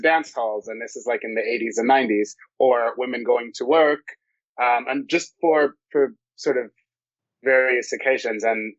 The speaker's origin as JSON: {"language": "English", "country": "Jamaica", "tie": "born or raised there", "said": "I grew up in a household where my grandfather was a tailor and my grandmother was a dressmaker."}